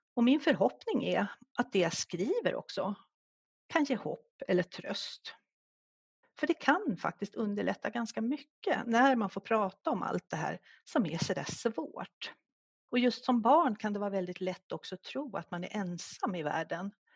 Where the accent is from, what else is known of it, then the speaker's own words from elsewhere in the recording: Stockholm, Stockholm County, Sweden; moved away as an adult; now in Järvsö, Sweden; Vi kommer ursprungligen från Stockholm, men vi ledsnade i början på 90-talet på stressen i Stockholm, så vi drog faktiskt norröver och bor sedan 30 år tillbaka i Järvsö.